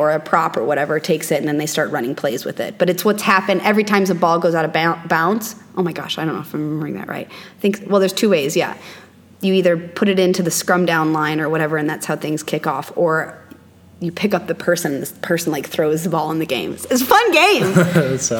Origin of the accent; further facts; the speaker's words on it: Missouri, United States; now in Scottsdale, United States; I'm from Missouri originally, in the Midwest